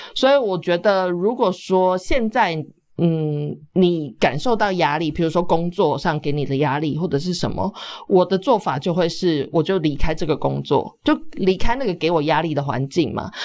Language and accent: Chinese; Taiwan; also born or lived in Australia